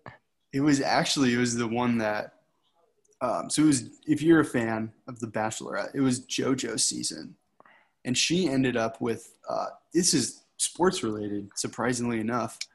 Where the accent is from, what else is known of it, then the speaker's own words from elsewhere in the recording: Michigan, United States; moved away as an adult; growing up in Michigan